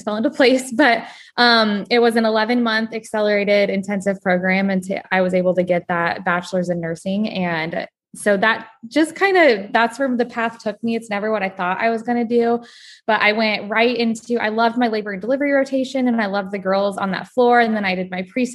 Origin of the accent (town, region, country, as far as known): Nebraska, United States; born or raised there